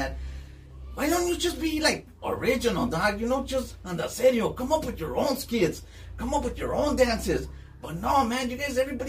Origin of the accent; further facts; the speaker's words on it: East Los Angeles, California, United States; now in Long Beach, United States; Listen, man, I come from East LA, but now I stay out of Long Beach, you know?